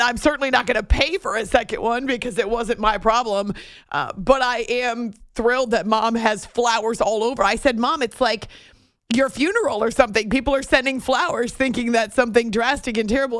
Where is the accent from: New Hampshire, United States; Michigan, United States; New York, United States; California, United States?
New Hampshire, United States; moved away; when I was growing up in New Hampshire